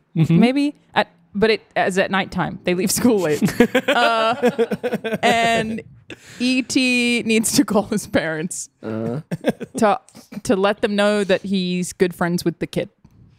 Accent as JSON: {"language": "English", "region": "Queensland", "country": "Australia", "accent": "Australian", "said": "I'm from Queensland, which is the Florida of Australia. Mm-hmm. And it's pretty northern, I guess."}